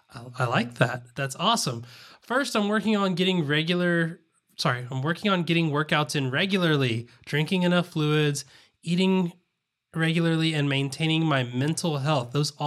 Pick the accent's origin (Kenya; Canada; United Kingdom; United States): United States; the South; accent: Southern; I was going to say fleather, but I'm pretty sure that my Southern accent wouldn't pick up the L in there.